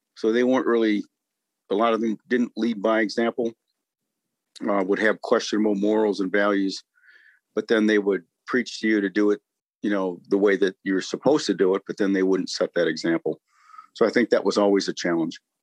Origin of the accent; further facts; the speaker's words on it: St. Paul, Minnesota, United States; moved away as an adult; I grew up in St. Paul, Minnesota